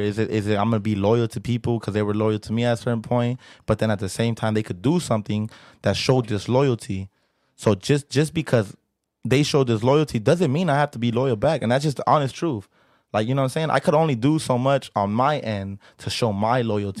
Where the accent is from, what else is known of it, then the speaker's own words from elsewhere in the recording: Los Angeles, California, United States; I'm from South Central L